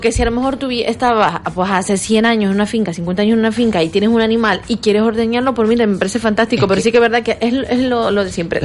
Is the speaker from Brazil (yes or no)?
yes; Brazil; moved away; yo como crecí en Brasil, como, como niña